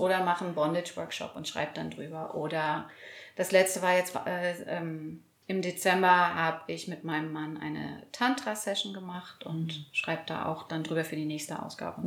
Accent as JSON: {"language": "German", "region": "East Germany", "country": "Germany", "tie": "born or raised there", "said": "wir sind alle aus Ostdeutschland."}